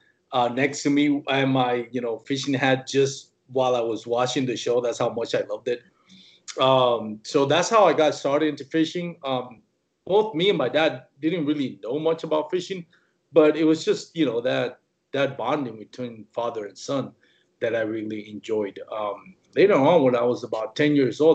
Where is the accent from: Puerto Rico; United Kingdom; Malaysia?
Puerto Rico; now in Fort Worth, United States; I was born and raised in Puerto Rico.